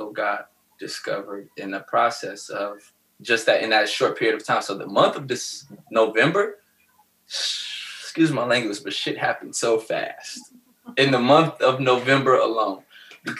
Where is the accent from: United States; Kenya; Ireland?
United States; Cleveland, Ohio; now in Columbus, United States; Growing up in Cleveland